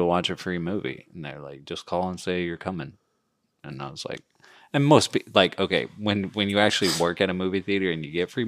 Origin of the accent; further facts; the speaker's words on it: England, United Kingdom; moved away; I'm English.